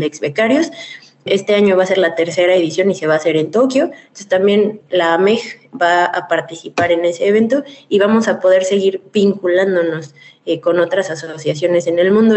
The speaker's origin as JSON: {"language": "Spanish", "country": "Mexico", "said": "como mexicana"}